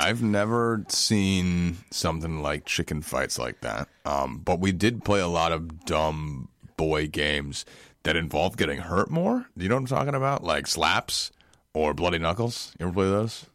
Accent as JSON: {"language": "English", "region": "New York", "country": "United States", "said": "I'm from New York. I'm from New York"}